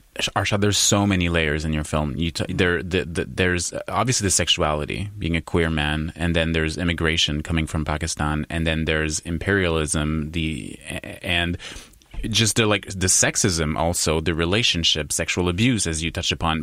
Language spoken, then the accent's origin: English; Quebec, Canada; I was I was born in Quebec. I was raised in Quebec